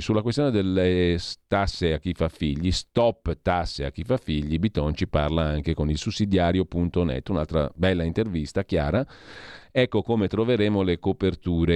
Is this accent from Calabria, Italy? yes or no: no; Brianza, Lombardy, Italy; io so Brianzolo